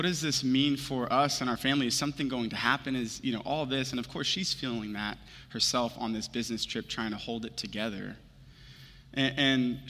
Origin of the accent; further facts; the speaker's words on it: Houston, Texas, United States; moved away; I'm from Houston originally